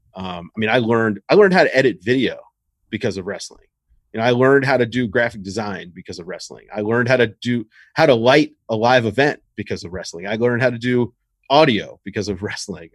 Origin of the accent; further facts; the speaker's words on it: Richmond, Virginia, United States; I'm from Richmond, Virginia.